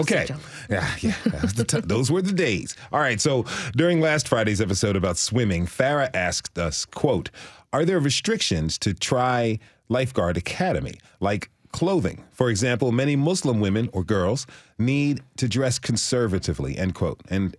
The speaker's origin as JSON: {"language": "English", "country": "Switzerland", "tie": "born or raised there", "said": "I grew up in Switzerland, where music classes were a required part of our education for that reason, end quote."}